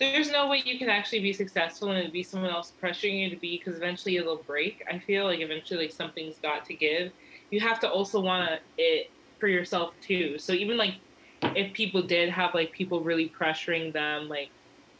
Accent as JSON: {"language": "English", "town": "Atlanta", "region": "Georgia", "country": "United States", "tie": "born or raised there", "said": "I'm Jamaican. I grew up in Atlanta"}